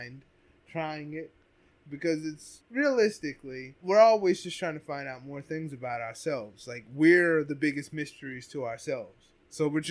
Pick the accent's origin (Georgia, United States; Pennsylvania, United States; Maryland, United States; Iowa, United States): Pennsylvania, United States; Ephrata; growing up in Ephrata